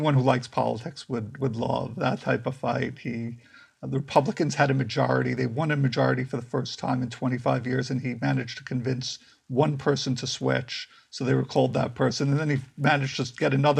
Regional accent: New York City, New York, United States; moved away as an adult; now in East Bay, United States; I'm actually from Brooklyn, but because my wife moved out. She was getting her PhD, so I moved out here

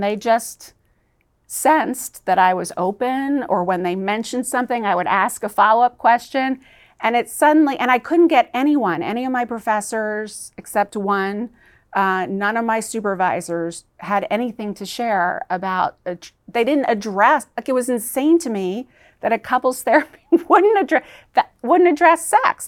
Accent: Georgia, United States; also born or lived in New York City; we moved to South, this little island on the southeast coast of Georgia, which was right on the Bible Belt

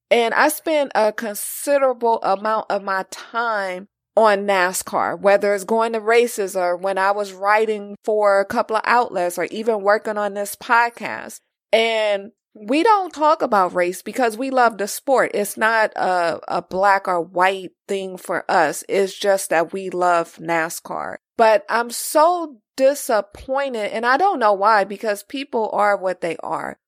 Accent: California, United States; being raised in California

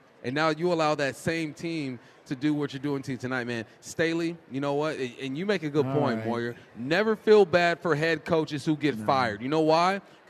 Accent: Los Angeles, California, United States; moved away as an adult; also born or lived in Pacific Northwest; I grew up in Los Angeles.

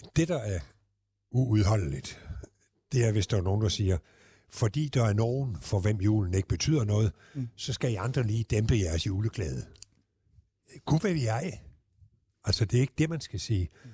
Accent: Southern Jutland, Southern Denmark, Denmark; jeg er jo sønderjyde

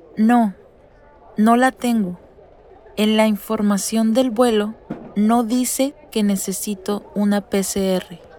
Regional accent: Mexicali, Baja California, Mexico; soy de Mexicali, una ciudad en el norte de México

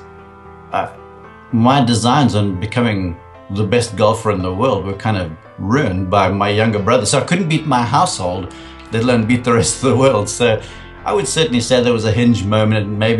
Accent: South Africa; moved away as an adult; as a young guy growing up in South Africa, rugby is our number one sport over there

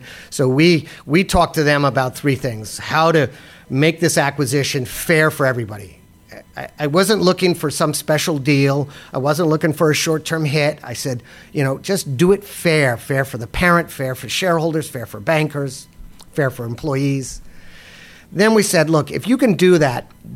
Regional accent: United States; as an American

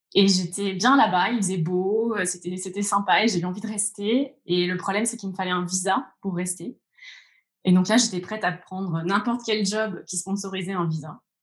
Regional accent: Orléans, Centre-Val de Loire, France; moved away as an adult; moi, je suis d'Orléans. Euh, j'ai grandi à la campagne, en bord de Loire. Euh, j'y suis restée jusqu'à mes, 20 ans.

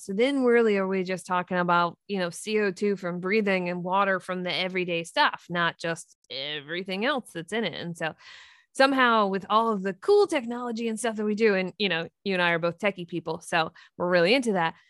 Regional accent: Three Mile Island, Pennsylvania, United States; I grew up near Three Mile Island.

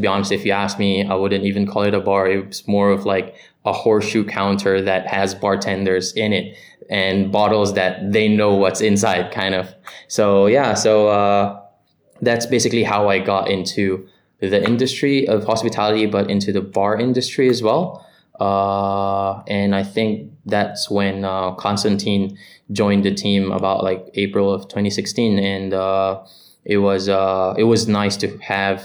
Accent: Manila, Metro Manila, Philippines; moved away as an adult; now in Singapore; I was born and raised in Manila, Philippines

